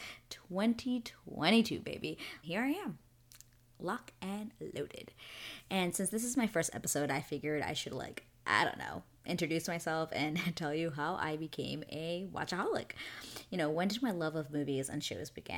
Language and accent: English; New York City, New York, United States; now in Canada; I'm from Queens, but holla at your girl in New York City. That's where I was born, and even though I live in Canada now, it's still like my home no matter what, and I will always rep being a New Yorker